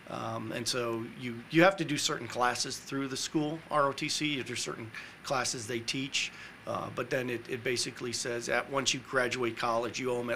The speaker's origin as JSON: {"language": "English", "region": "Indiana", "country": "United States", "tie": "born or raised there", "moved": "as an adult", "said": "I grew up in Indiana"}